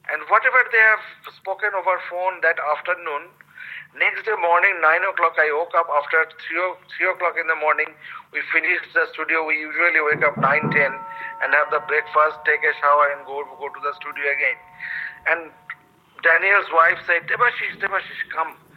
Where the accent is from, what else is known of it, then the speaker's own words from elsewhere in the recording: West Bengal, India; first language Bengali; English is a second language; One from my hometown, home language, home culture, Bengali culture